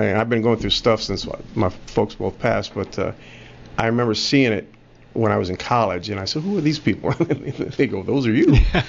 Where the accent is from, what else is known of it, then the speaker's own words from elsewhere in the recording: South Bend, Indiana, United States; Born and raised in South Bend, Indiana.